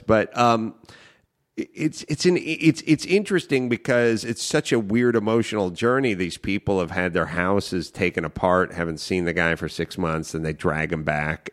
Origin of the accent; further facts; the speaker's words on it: Los Angeles, California, United States; I grew up in North Hollywood